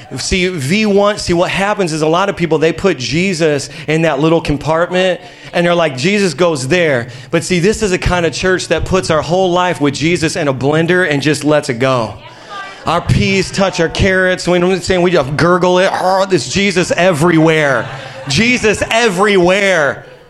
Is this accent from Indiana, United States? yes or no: yes; Indiana, United States; moved away as an adult; now in Long Island, United States; I'm from Indiana, y'all. We starve out there because all we have is corn.